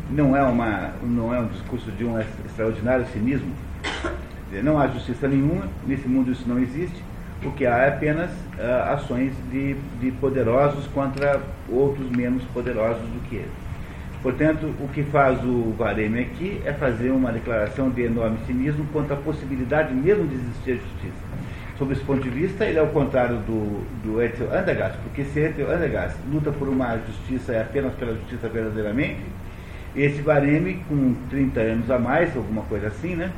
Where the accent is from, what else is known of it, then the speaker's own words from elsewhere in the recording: Brazil; Aqui no Brasil